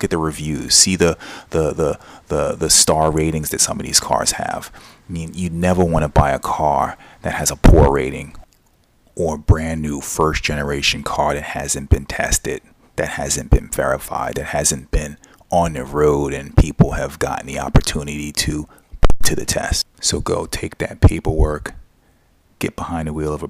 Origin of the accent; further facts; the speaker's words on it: United States; I'm American